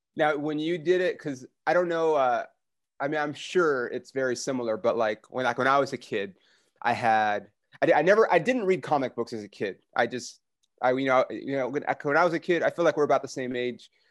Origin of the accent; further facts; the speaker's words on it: United States; I'm American